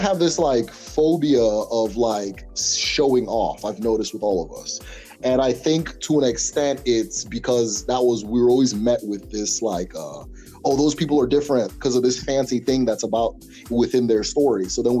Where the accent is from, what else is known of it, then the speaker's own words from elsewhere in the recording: Awomama, Imo, Nigeria; If I'm amongst a bunch of Africans, I know I'm the Nigerian. If I'm amongst a bunch of Nigerians, I know I'm the Igbo person. And then among Igbo people, I'm the person from Imo State